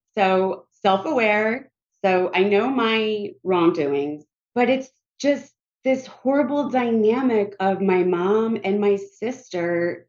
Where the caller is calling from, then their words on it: Pennsylvania, United States; I'm calling from Pennsylvania.